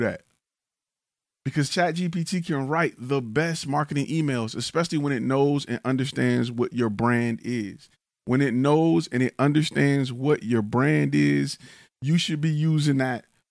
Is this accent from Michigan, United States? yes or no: yes; Detroit, Michigan, United States; now in Texas, United States; I'm from the D, right? I'm from Detroit. I talk like I'm from Detroit.